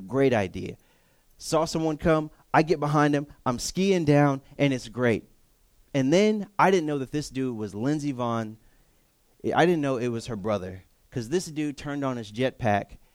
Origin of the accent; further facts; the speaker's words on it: Texas, United States; moved away; I'm from Texas